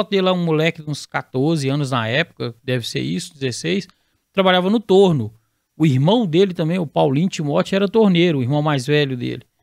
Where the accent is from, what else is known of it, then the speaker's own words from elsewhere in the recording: Caratinga, Minas Gerais, Brazil; moved away as an adult; also born or lived in Ipatinga / Montes Claros; Eu sou nascido em Caratinga. Caratinga? É, uma cidade 100 quilômetros depois de Patinga, cidade interior, é, cafeeira, né?